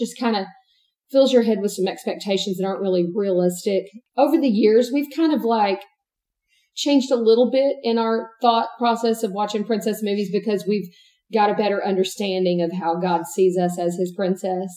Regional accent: East Texas, United States; I'm also born and raised in East Texas.

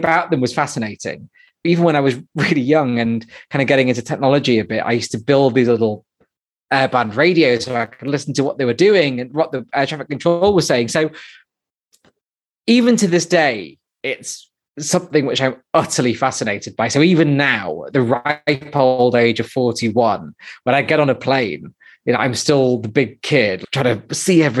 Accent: Manchester, North West England, United Kingdom; I grew up in Manchester, and I grew up initially in a place called Withenshaw in the south of Manchester

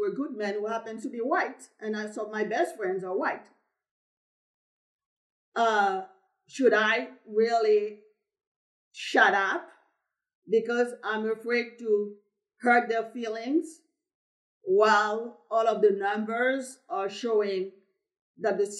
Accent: Haiti; moved away; I'm from Haiti, who people love to talk about as the poorest country in the Western hemisphere, just because I have an accent

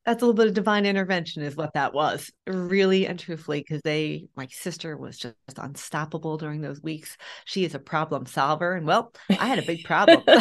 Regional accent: Philadelphia, Pennsylvania, United States; moved away as an adult; also born or lived in Europe; born and raised in Philadelphia, Pennsylvania

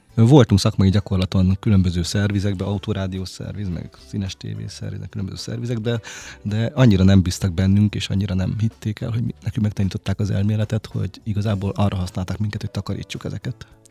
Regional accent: Hungary; vidéki vagyok

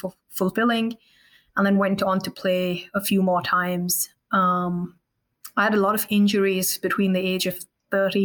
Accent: India; also born or lived in Melbourne; now in Australia; I grew up in India.

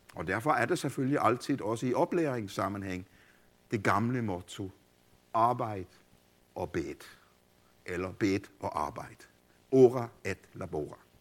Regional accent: Denmark; also born or lived in Copenhagen, Denmark; jeg voksede op i Grundviks og Kols fædreland

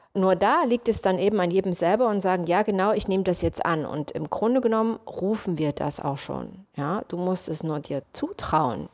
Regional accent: Leipzig, Saxony, Germany; moved away as an adult; also born or lived in United States; ich komme aus Leipzig und gehöre auch zu der Generation, wo die Mauer noch da stand

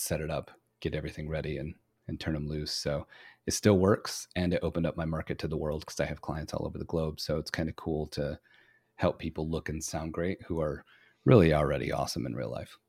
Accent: Flint, Michigan, United States; originally I'm from Flint, Michigan

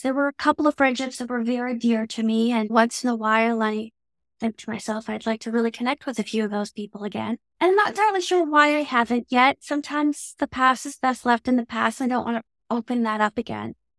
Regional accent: Canada; accent: Canadian English; my very Canadian English accent

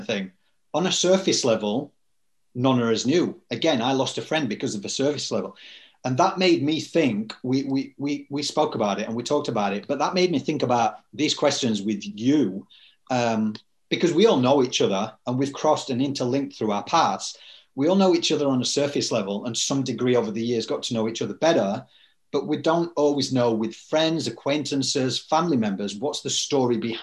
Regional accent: United Kingdom; now in Sydney, Australia; two Brits

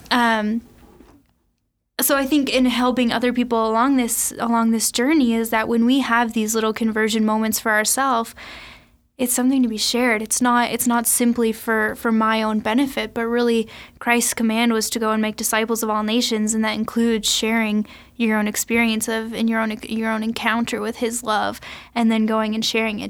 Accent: Sioux Falls, South Dakota, United States; also born or lived in Saint Paul; I grew up here in Sioux Falls, uh, went to school in Saint Paul, and recently just moved back

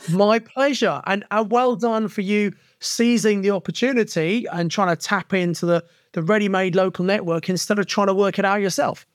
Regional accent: Kent, South East England, United Kingdom; now in Birmingham, United Kingdom; I come from Kent originally, but I'd settled in Birmingham in nineteen ninety

